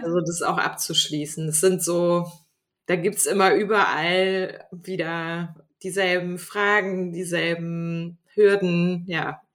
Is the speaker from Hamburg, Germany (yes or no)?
yes; Hamburg, Germany; moved away as an adult; now in Glückstadt, Germany; ich bin gebürtige Hamburgerin